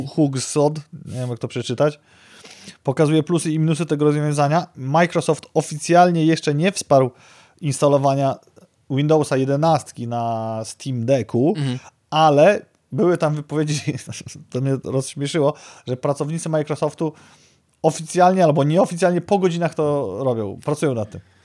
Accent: Białystok, Podlaskie Voivodeship, Poland; w naszym dobrym, porządnym Białymstoku

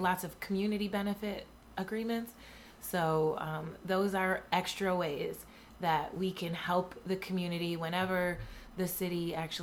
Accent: Buffalo, New York, United States; I'm from Buffalo

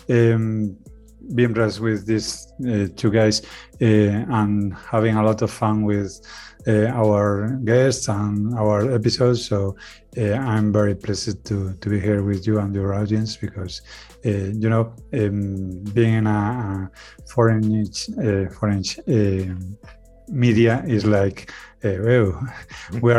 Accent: Spain; English is a second language; I'm architect from Spain. Um, actually I work as, as, an architect in Spain

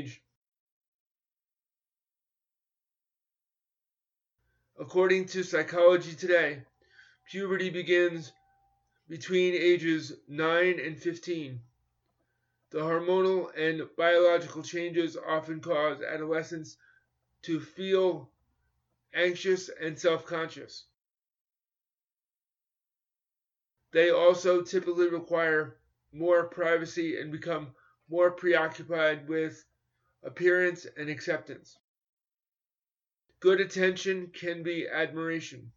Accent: New York, United States; I grew up in New York in competitive schools where it was mainstreamed in the 1970s and 1980s

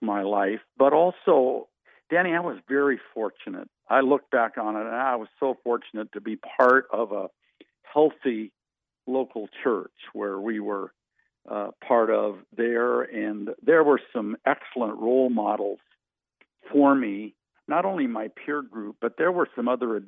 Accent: Western Colorado, United States; moved away as an adult; now in Missouri, United States; we grew up in Western Colorado, and that's where all of my elementary, junior high, and high school years were spent

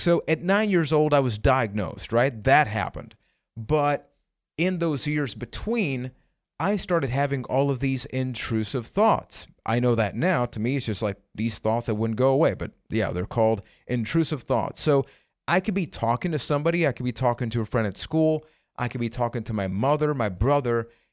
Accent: Puerto Rico; I am from Puerto Rico.

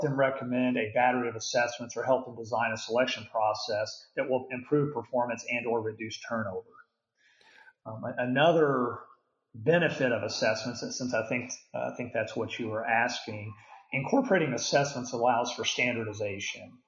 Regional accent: Houston, Texas, United States; now in Dallas, United States; I grew up in the Houston area

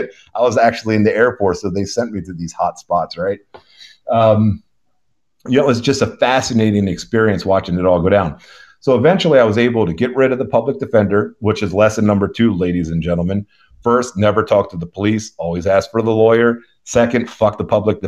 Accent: Baltimore, Maryland, United States; moved away as an adult; now in Houston, United States; I grew up in the Baltimore City, born and raised

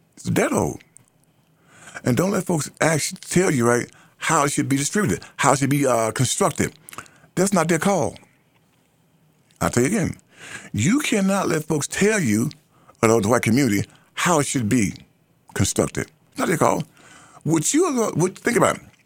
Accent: United States; I am an American.

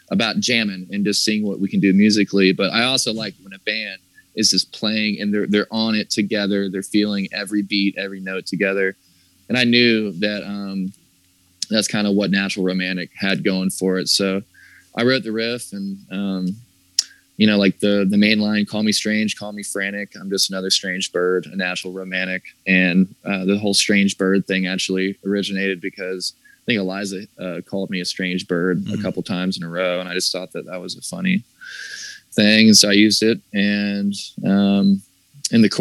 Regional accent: the South, United States; growing up in the South

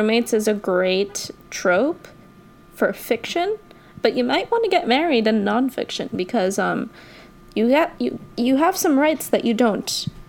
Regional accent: New York, United States; as a New Yorker

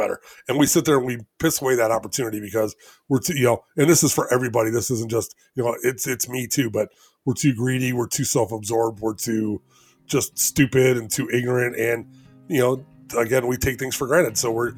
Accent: Elgin, Illinois, United States; I'm from Elgin, Illinois.

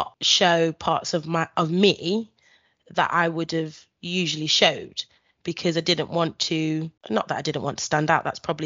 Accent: United Kingdom; as a black, well, child growing up in Britain

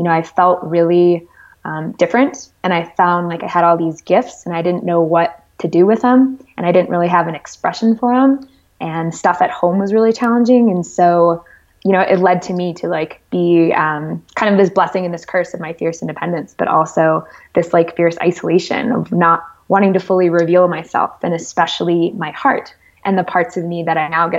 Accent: Connecticut, United States; I grew up in Connecticut, the oldest

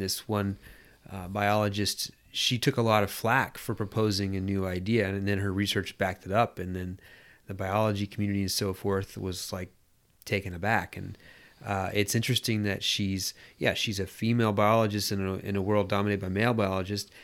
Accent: United States; being American

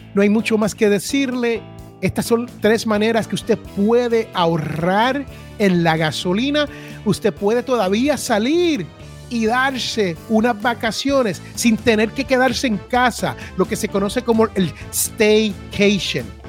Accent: Puerto Rico; now in United States; allá donde yo me crié en Puerto Rico

